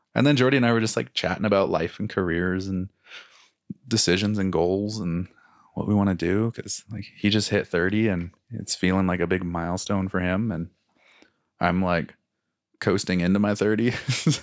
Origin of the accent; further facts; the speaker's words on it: Cascade Mountains, Pacific Northwest, United States; now in Calgary, Canada; we grew up in the Cascade Mountains, and now living here, we're up against the Rocky Mountains